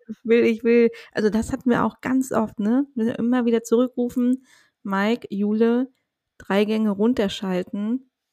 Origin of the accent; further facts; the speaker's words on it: Mecklenburg-Vorpommern, Germany; aus Mecklenburg-Vorpommern, meiner Heimat